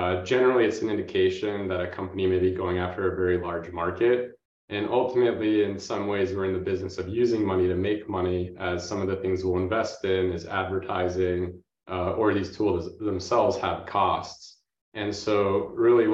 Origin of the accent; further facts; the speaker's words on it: Boston, Massachusetts, United States; I grew up in the Boston area